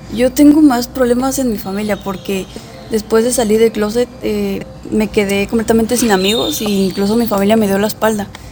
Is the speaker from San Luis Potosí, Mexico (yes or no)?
no; Poza Rica, Veracruz, Mexico; also born or lived in Venustiano Carranza, Puebla; mis padres eh, son de son de Veracruz y yo nací en Poza Rica